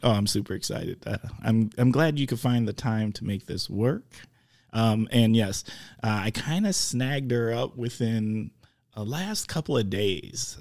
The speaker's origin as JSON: {"language": "English", "town": "Oshkosh", "region": "Wisconsin", "country": "United States"}